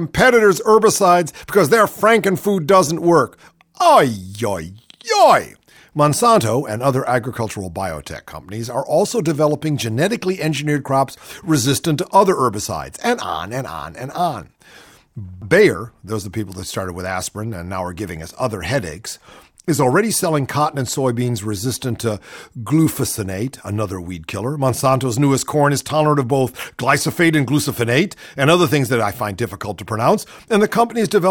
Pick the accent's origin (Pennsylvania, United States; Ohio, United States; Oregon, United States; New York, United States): Ohio, United States; Ohio, my home state